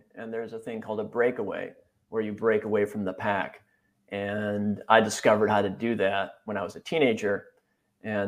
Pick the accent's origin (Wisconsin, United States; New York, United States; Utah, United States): Wisconsin, United States; moved away; also born or lived in San Francisco Bay Area; grew up in Wisconsin